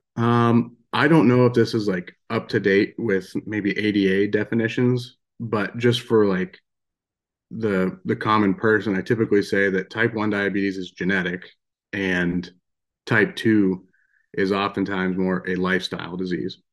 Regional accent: Western Pennsylvania, United States; moved away as an adult; now in Belgrade, Montana, United States; I grew up in Western Pennsylvania

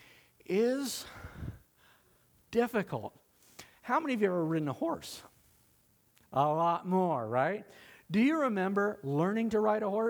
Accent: Southern California, United States; we grew up in Southern California, and all my family's from Nebraska

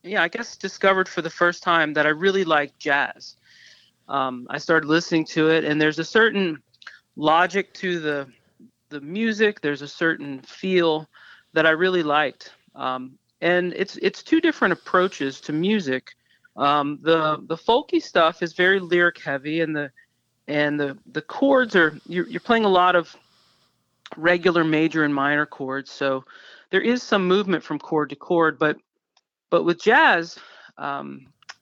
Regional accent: New Orleans, Louisiana, United States; I am from New Orleans and I grew up there

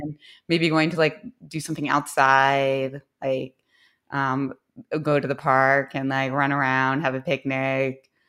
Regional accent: Philadelphia, Pennsylvania, United States; I was born in Philadelphia

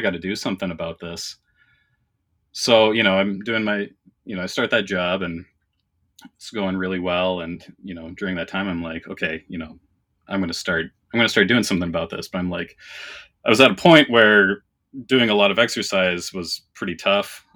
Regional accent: Canada; now in Minnesota, United States; I was born and raised in Canada. I live in Minnesota now

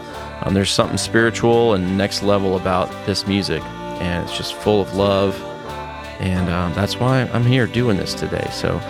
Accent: California, United States; There's not a lot in my background or upbringing, aside from growing up in California, that predisposes me to loving their music.

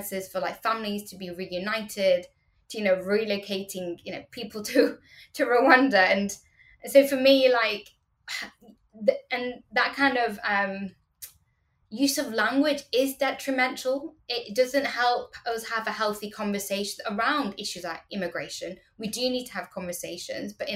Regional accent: United Kingdom; growing up in Britain

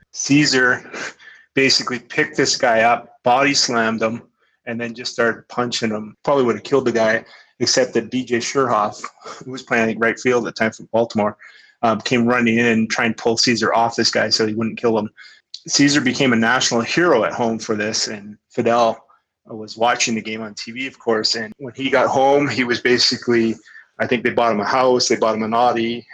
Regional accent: Kamloops, British Columbia, Canada; Kamloops being my hometown

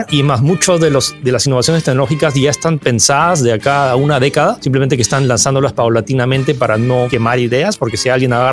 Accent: France; also born or lived in California, United States; yo nací en California, técnicamente dentro de Silicon Valley, y bueno, me mudé a Francia al año, no es que crecí ahí

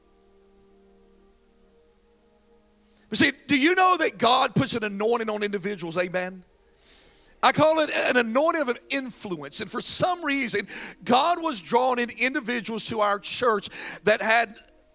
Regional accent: Falcon, North Carolina, United States; I grew up in Falcon, North Carolina

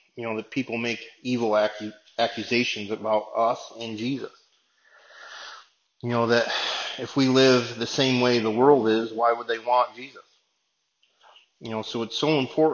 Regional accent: Binghamton, New York, United States; my hometown of Binghamton

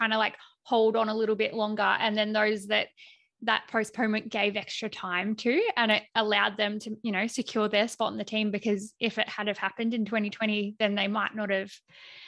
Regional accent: Melbourne, Victoria, Australia; I'm from Melbourne

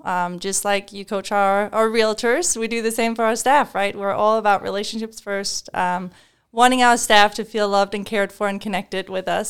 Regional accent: Denmark; English is a second language; now in United States

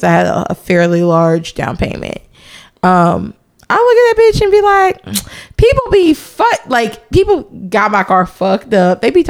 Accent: Nashville, Tennessee, United States; See, I'm from Nashville. And that's just like Nashville. Like, I grew up like going to Green Hills Mall. My first jobs were in Green Hills.

